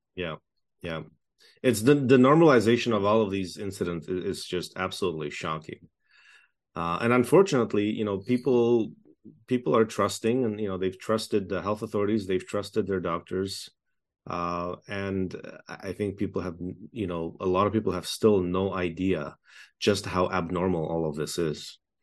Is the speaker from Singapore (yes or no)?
no; Toronto, Ontario, Canada; moved away as an adult; also born or lived in Czechoslovakia / Montreal; now in Edmonton, Canada; I grew up uh, in communist Czechoslovakia. We fled communism through a United Nations refugee camp, uh, in nineteen eighty-eight, just before the Berlin Wall fell. I then grew up in Toronto